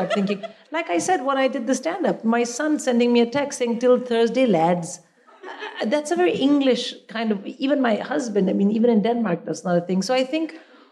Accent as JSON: {"language": "English", "country": "India", "tie": "born or raised there", "moved": "as an adult", "lives_now": "United Kingdom", "said": "I grew up in India"}